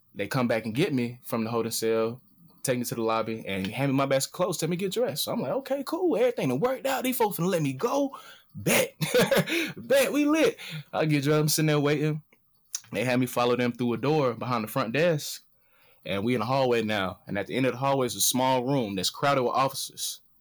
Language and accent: English; Atlanta, Georgia, United States; moved away; I'm from Atlanta. This is city of finesse.